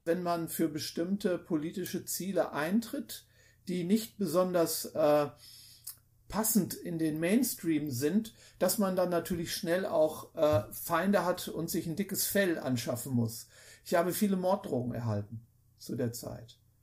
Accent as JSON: {"language": "German", "region": "Lower Saxony", "country": "Germany", "tie": "born or raised there", "said": "wo meine Heimatstadt ist"}